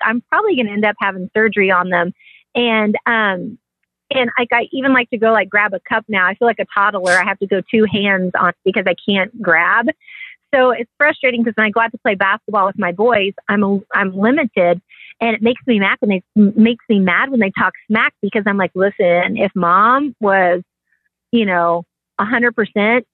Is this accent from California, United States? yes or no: no; Kansas City, Kansas, United States; born or raised there